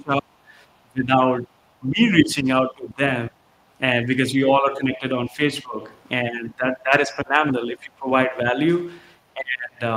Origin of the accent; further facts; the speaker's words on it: India; moved away as an adult; now in United States; I born and raised in India, came to the US in 2015 with my wife